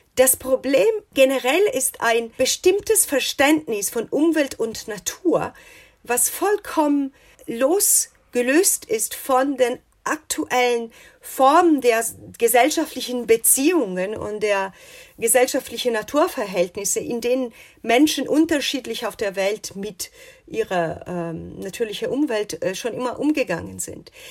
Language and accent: German; Italy; now in United States; als Italienerin